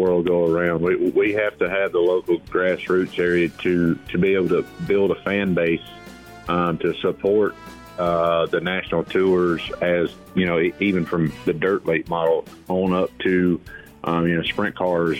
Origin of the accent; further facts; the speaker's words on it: Blairsville, Georgia, United States; my hometown is in Blairsville, Georgia